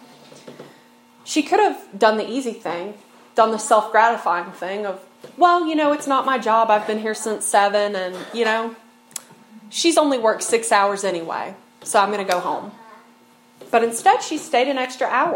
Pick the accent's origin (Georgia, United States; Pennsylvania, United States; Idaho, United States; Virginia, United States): Virginia, United States; Snowville; I'm from Snowville. I've lived in the mountains my whole life, you know, little rural community, like 30 minutes from anything, and that's just like the community I've grown up in.